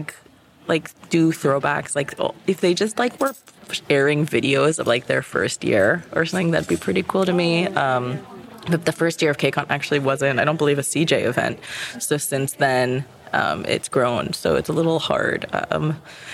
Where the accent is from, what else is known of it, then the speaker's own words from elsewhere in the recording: New York, United States; I'm from New York